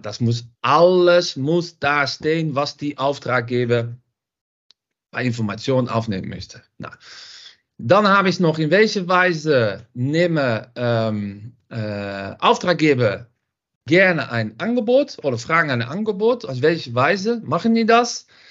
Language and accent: German; Netherlands; German is a second language; moved away as an adult; now in Düsseldorf, Germany; Man hört das auch ein bisschen. Ich komme aus Holland